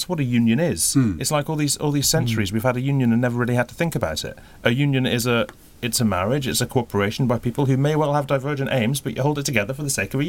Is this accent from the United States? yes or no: no; Scotland, United Kingdom; I'm a Scot, but I'm a unionist as well.